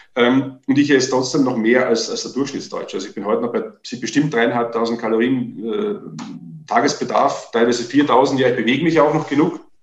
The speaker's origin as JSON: {"language": "German", "region": "Vienna", "country": "Austria", "tie": "born or raised there", "moved": "as an adult", "lives_now": "Germany", "said": "Ich war zwei Tage in Deutschland als Österreicher"}